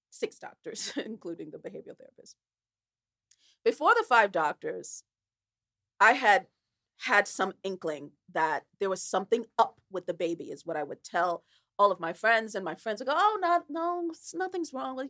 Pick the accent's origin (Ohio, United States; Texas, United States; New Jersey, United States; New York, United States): New Jersey, United States; Newark; I was brought up in Newark, New Jersey, in a very poor area